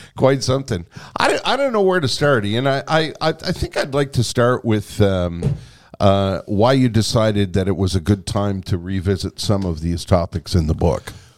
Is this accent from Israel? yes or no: no; Canada; as a Canadian